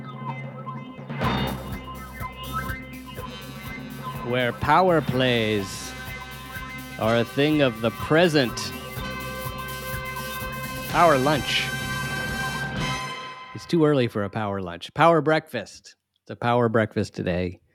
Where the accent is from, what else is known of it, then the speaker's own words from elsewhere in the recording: Maryland, United States; I'm from Maryland, so you know we're particular to our pronunciations